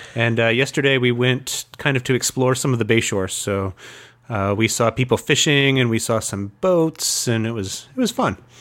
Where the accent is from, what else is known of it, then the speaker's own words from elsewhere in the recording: Fort Wayne, Indiana, United States; moved away; I was, uh, born and raised in Fort Wayne